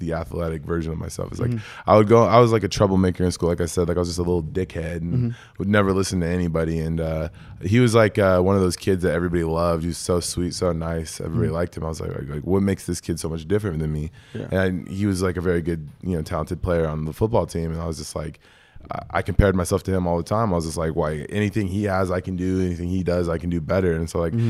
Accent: Eatonville, Washington, United States; Born and raised

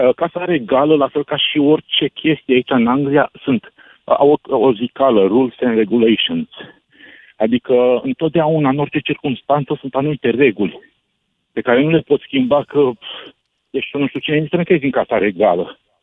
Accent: Romania; now in London, United Kingdom; Eu când m-am născut în România, am primit automat buletin

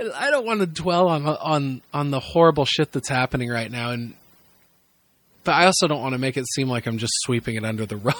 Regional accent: Midwest, United States; a white dude growing up in the Midwest

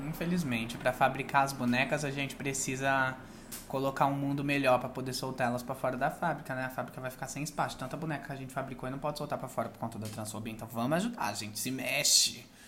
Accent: São Paulo, Brazil; eu também cresci numa periferia, né? Cresci no Campo Limpo, ali no Jardim Catanduva

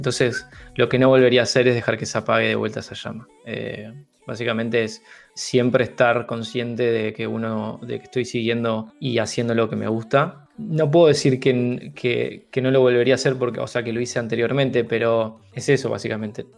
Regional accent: Uruguay; moved away as an adult

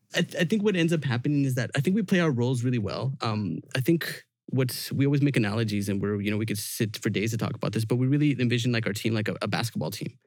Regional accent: Vancouver, British Columbia, Canada; we're from Vancouver

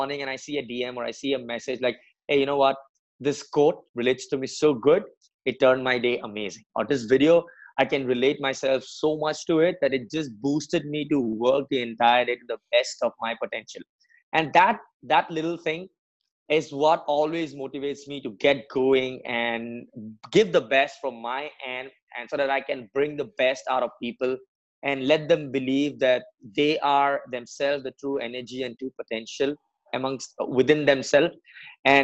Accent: Assam, India; moved away as an adult; also born or lived in Mumbai; now in Pune, India; I'm born and brought up in Assam. It's a part of northeastern India.

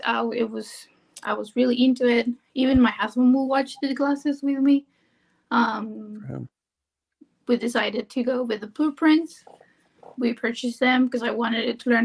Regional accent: Argentina; moved away as an adult; now in Maryland, United States; I'm from Argentina. I came here to work as a nanny

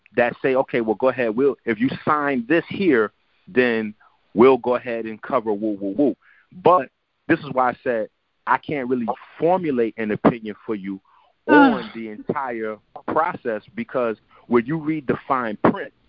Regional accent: New York City, New York, United States; I'm Haitian. I'm from the Bronx

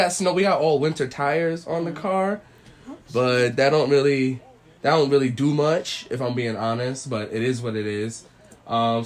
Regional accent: New York City, New York, United States; moved away; I'm from New York City

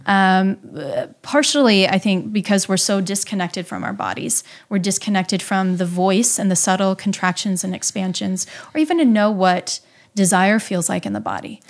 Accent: Midwest, United States; I grew up in the Midwest

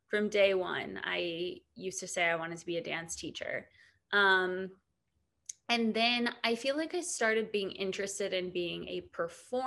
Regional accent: Ohio, United States; moved away as an adult; also born or lived in New York; I'm from Ohio

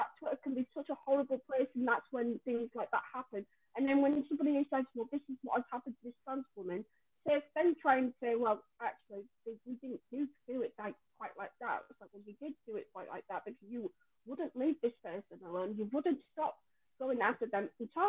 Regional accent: Yorkshire and the Humber, United Kingdom; now in London, United Kingdom; when I came to London, because I came all the way from Yorkshire

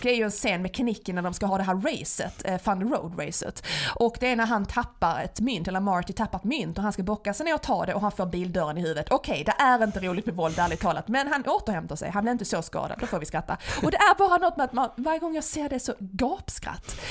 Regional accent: Skåne, Sweden; accent: Scanian (skånska); jag pratar skånska när jag pratar svenska

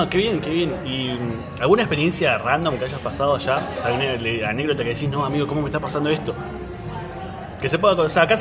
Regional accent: Neuquén, Argentina; estamos acostumbrados a decir, bueno, nosotros que somos de Neuquén, del sur de Argentina, decimos

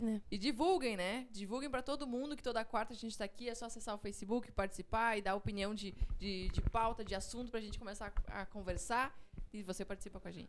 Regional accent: Rio Grande do Sul, Brazil; eu sou gaúcha

